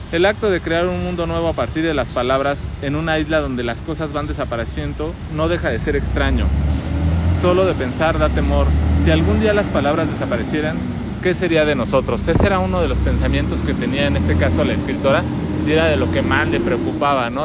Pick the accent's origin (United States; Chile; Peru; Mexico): Mexico